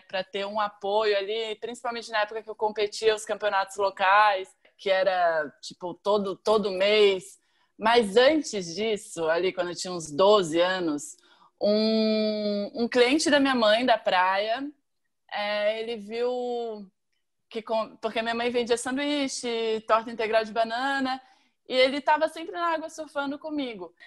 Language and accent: Portuguese; Florianópolis, Santa Catarina, Brazil; eu venho da Barra da Lagoa